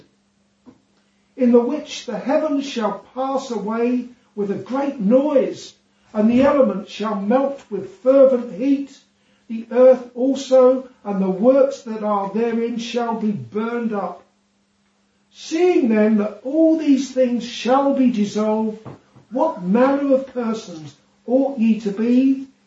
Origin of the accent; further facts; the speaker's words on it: England, United Kingdom; now in Isle of Man; I'm English